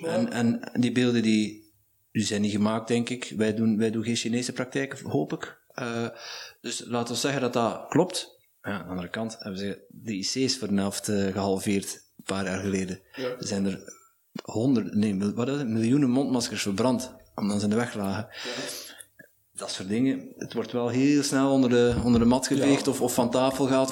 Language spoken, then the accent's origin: Dutch; Netherlands; now in Belgium; ik ben een Nederlander